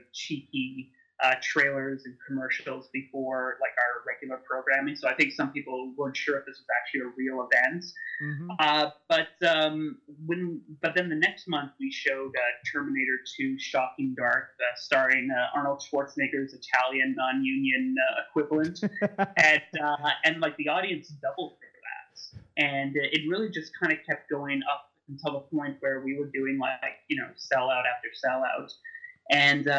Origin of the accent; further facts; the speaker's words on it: Montreal, Quebec, Canada; moved away; also born or lived in Toronto; I was from Montreal, where we have this tradition of midnight movies, and that didn't seem to really exist in Toronto